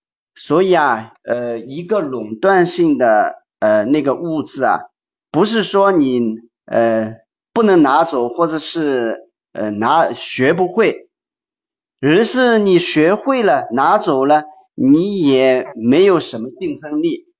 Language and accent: Chinese; China; 在我们中国